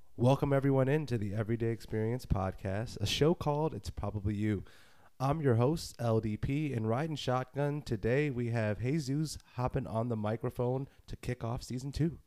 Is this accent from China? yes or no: no; Northeast, United States; I'm from the Northeast. Is that is that something that makes me sound nasally?